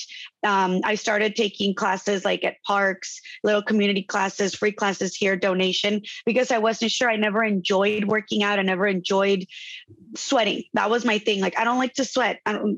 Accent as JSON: {"language": "English", "town": "Tijuana", "region": "Baja California", "country": "Mexico", "tie": "born or raised there", "moved": "as an adult", "lives_now": "Chula Vista, United States"}